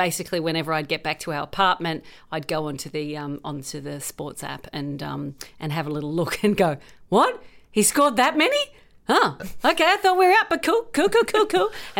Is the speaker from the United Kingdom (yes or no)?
no; Australia; Obviously, I'm Australian.